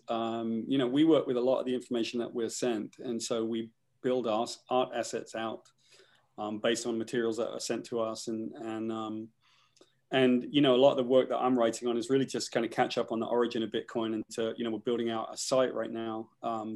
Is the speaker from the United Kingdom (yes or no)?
yes; United Kingdom; I'm from Great Britain